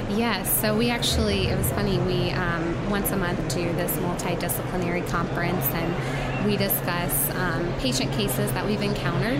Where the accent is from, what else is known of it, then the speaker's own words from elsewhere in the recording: North Carolina, United States; moved away as an adult; now in Colorado, United States; I'm originally from North Carolina, um, born and raised there, went to pharmacy school there, and then moved to Colorado for residency